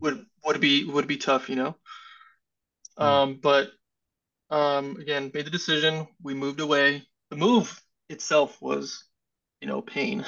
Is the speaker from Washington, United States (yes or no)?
no; California, United States; moved away as an adult; now in Indianapolis, United States; I'm originally from California